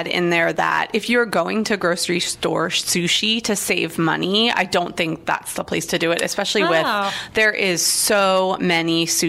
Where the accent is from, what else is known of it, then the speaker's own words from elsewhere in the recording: Long Island, New York, United States; now in Columbus, United States; but I grew up on the water. I'm originally from Long Island, so for me, it has to be fresh seafood.